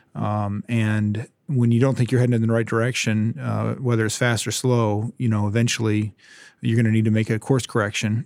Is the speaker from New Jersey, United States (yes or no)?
no; Ypsilanti, Michigan, United States; also born or lived in Hillsdale, Michigan; I grew up in Southeast Michigan in Ypsilanti, and I came out this direction to go to Hillsdale College when I was eighteen